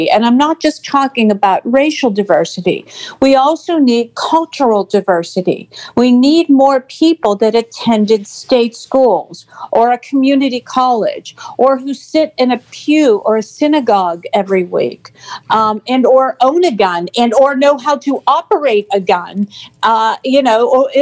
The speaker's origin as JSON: {"language": "English", "town": "Pittsburgh", "region": "Pennsylvania", "country": "United States", "tie": "born or raised there", "said": "I grew up and live in the Paris of Appalachia"}